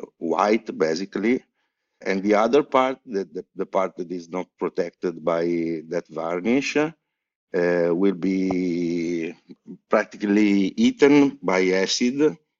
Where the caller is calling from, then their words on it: Genoa, Liguria, Italy; English is a second language; From Genoa, from in Italy.